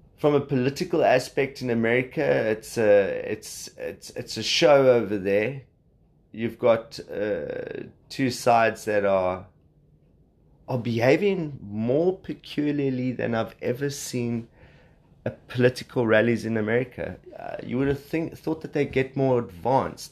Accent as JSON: {"language": "English", "country": "South Africa", "accent": "South African", "said": "you can hear I'm South African"}